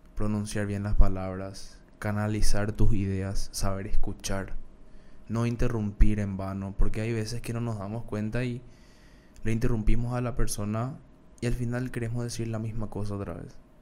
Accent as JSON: {"language": "Spanish", "country": "Paraguay", "accent": "Paraguayan", "said": "cómo habla la gente de Paraguay, que yo estoy orgulloso de, cómo hablo"}